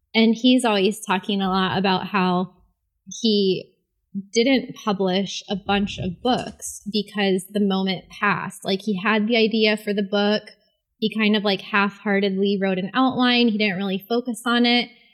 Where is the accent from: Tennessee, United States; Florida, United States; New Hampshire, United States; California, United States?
Florida, United States; St. Augustine; also born or lived in Miami; I grew up in Saint Augustine